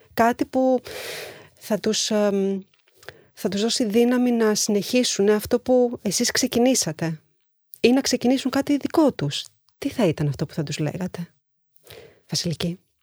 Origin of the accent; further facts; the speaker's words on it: Greece; και ως Ελληνίδα και ως μαμά